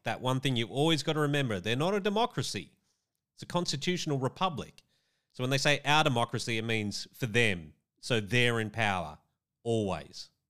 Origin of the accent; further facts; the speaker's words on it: Australia; as an Australian